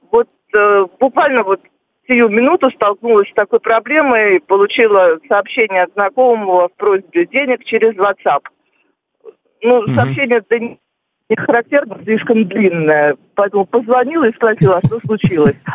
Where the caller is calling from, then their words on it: Perm, Perm Krai, Russia; Здравствуйте … я из Перми.